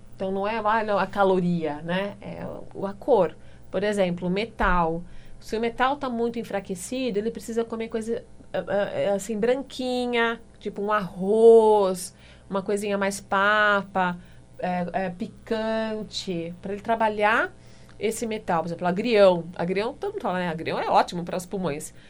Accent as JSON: {"language": "Portuguese", "town": "Limeira", "region": "São Paulo", "country": "Brazil", "said": "Eu sou de Limeira, eu sou lá do interior"}